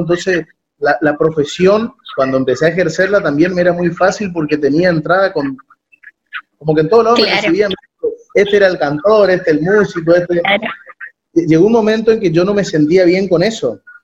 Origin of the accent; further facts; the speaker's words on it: Corrientes, Argentina; also born or lived in Buenos Aires; soy correntino